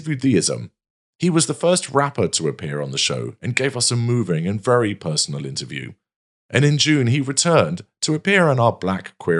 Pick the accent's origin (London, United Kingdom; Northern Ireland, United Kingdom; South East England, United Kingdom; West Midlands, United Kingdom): London, United Kingdom; I'm a Londoner, so I've grown up in a big city